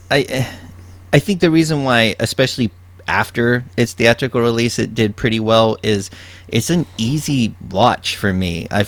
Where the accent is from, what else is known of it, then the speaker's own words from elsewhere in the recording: Texas, United States; Well, I grew up reading about this. I'm from